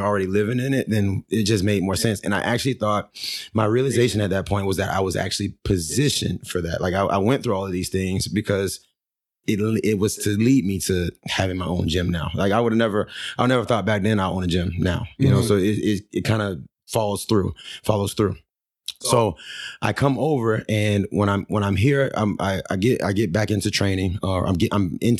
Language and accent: English; St. Lucie County, Florida, United States; also born or lived in Arizona; now in Fort Myers, United States; I came back to Florida because I'm from Florida